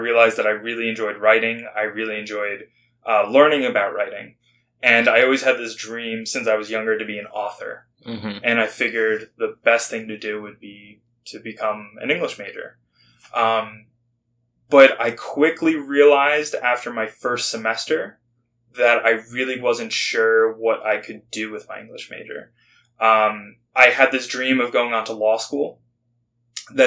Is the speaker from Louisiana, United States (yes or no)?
no; New Jersey, United States; moved away as an adult; also born or lived in Michigan / South Carolina; I'm originally from New Jersey